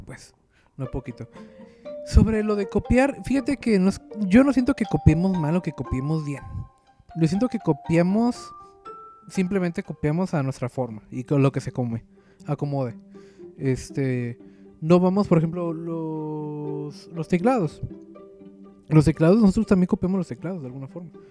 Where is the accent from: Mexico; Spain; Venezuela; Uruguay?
Mexico; yo como mexicano